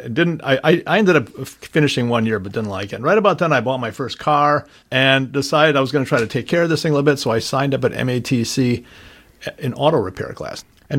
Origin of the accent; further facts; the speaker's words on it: Milwaukee, Wisconsin, United States; I was born in Milwaukee's sort of birth factory, St. Joe's Hospital. Mm-hmm. Grew up in my first 6 years near 34th and North Avenue. Then when I was six, we moved out near Capitol Court.